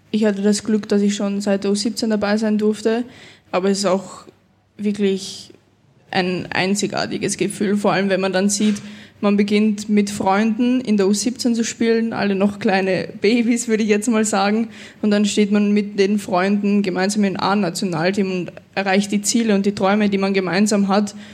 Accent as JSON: {"language": "German", "country": "Austria", "tie": "born there", "said": "jetzt spiele ich für Österreich, für das Land, wo ich geboren bin und ja, ist echt mega."}